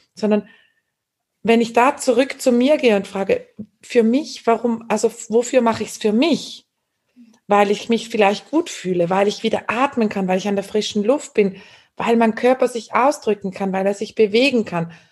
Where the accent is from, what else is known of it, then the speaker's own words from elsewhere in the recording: Switzerland; ich bin eine Schweizerin